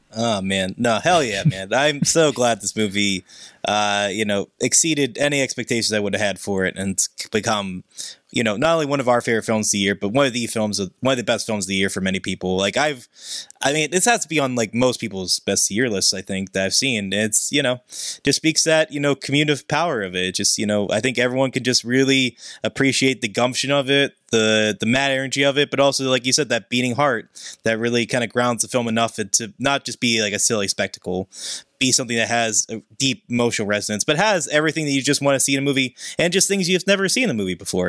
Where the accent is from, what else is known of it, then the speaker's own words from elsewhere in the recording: Pittsburgh, Pennsylvania, United States; my hometown of Pittsburgh